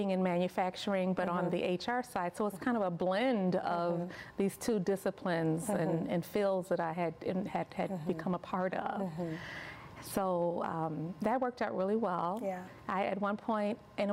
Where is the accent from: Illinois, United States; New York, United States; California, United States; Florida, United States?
Illinois, United States; Chicago; moved away as an adult; I grew up in Chicago